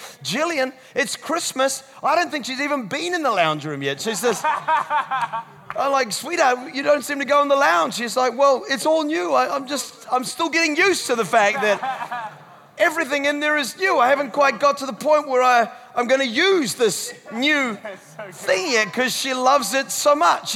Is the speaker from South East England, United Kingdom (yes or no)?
no; Scotland, United Kingdom; I'm Scottish.